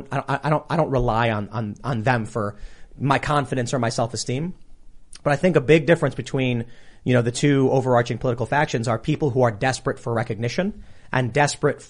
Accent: Chicago, Illinois, United States; We're from Chicago

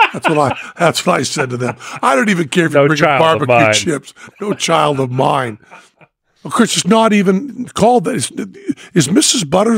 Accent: Massachusetts, United States; growing up in Massachusetts

